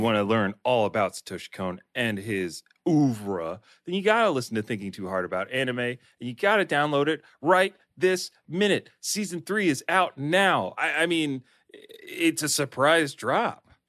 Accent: Delaware, United States; I'm from Delaware, which has nothing to do in it for, for any young person

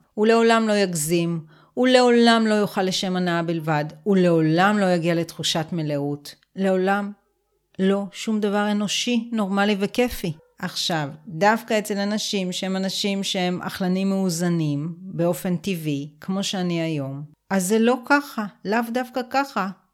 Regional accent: Israel; גדלתי בקיבוץ

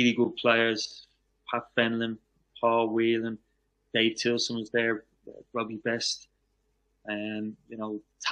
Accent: Dublin, Leinster, Ireland; also born or lived in Chicago, Illinois, United States; I was born in Chicago, Illinois, over in the USA. So we didn't emigrate back over to Ireland until I was about 10. So straight away, you know, when I got in the streets of Dublin

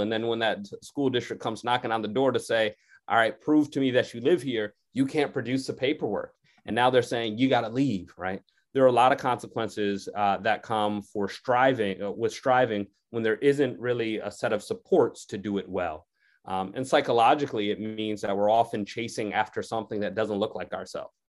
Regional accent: Connecticut, United States; I grew up in Connecticut

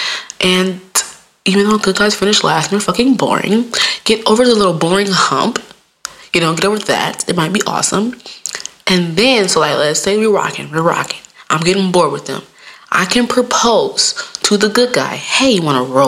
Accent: Midwest, United States; I'm from the Midwest

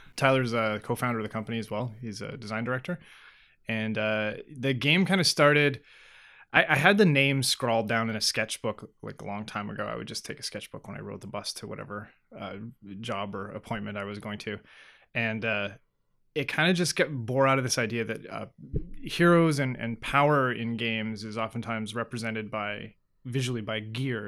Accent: Northwest Territories, Canada; my dad was actually a territorial court judge in the N W T growing up

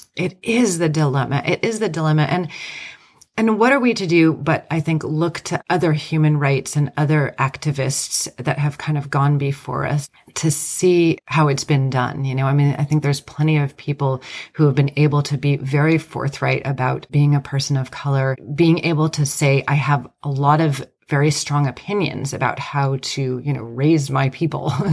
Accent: United States; I'm Greek American

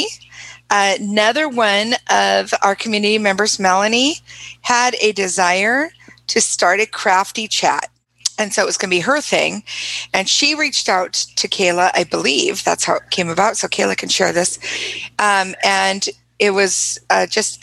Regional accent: Georgia, United States; moved away; I am originally from Georgia

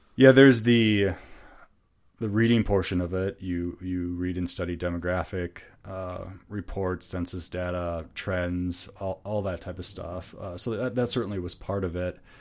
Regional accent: Minnesota, United States; accent: northern; moved away as an adult; also born or lived in Chicago; we're from Minnesota, so very familiar with Minnesota culture

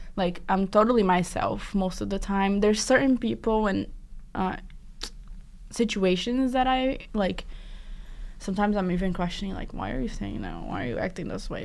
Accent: South Region, Brazil; now in Boston, United States; I'm from the South

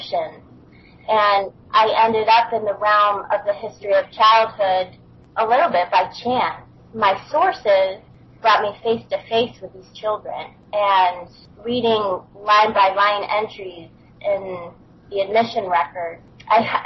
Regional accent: Buffalo, New York, United States; moved away as an adult; I grew up in Western New York, up in Buffalo. So for the first 25 years of my life

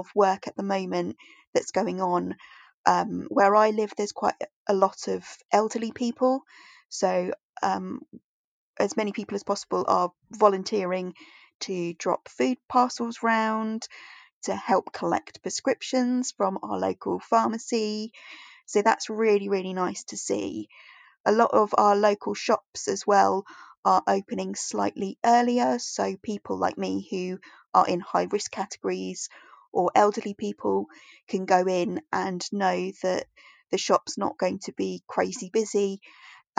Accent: near Portsmouth, South East England, United Kingdom; I'm from England on the south coast near a place called Portsmouth

